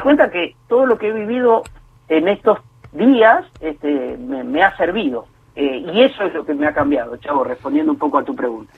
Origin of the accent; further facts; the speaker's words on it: Puan, Buenos Aires Province, Argentina; now in Greater Buenos Aires, Argentina; yo soy bonaerense de nacimiento y bonaerense de residencia. Ahora bien, vivo en dos lugares demasiado diferentes, nací y vivo en dos lugares demasiado diferentes de la provincia de Buenos Aires